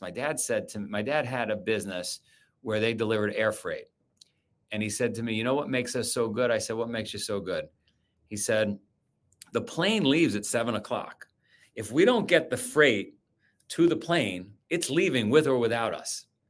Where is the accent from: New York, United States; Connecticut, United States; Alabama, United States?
New York, United States; New York City; I grew up in Queens, Howard Beach, Queens